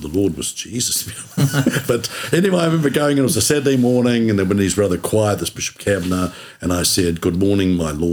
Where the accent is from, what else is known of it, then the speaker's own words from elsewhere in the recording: Milton, Otago, New Zealand; also born or lived in Invercargill; I grew up in Milton, went to primary there at St. Mary's